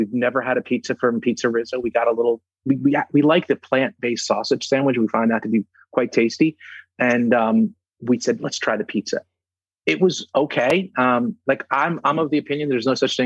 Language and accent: English; New Jersey, United States; I'm from New Jersey